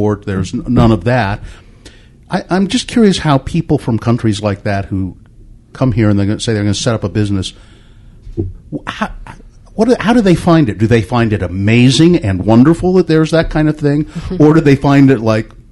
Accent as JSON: {"language": "English", "town": "Ogden", "region": "Utah", "country": "United States", "tie": "born or raised there", "said": "When I was a kid, I grew up in Ogden"}